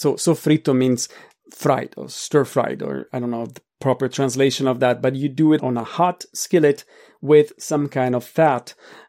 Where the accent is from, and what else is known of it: Milan, Lombardy, Italy